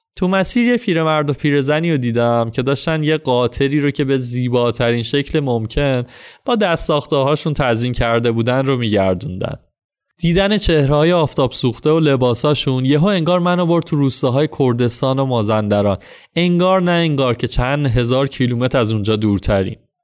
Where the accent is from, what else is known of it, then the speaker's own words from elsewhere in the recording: Iran; اهل کجایی و تا گفتم ایران